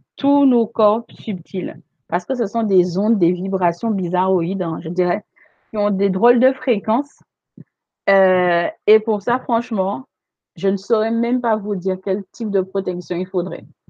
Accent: Guadeloupe; chez nous en Guadeloupe

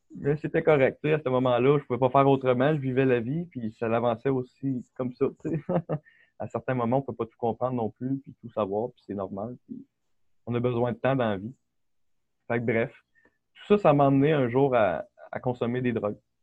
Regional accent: Quebec City, Quebec, Canada; also born or lived in Beauport; je viens du Québec. Euh, j'ai toujours résidé là. Ma famille est là. j'ai grandi à Québec, à Charlebourg, pendant toute ma vie

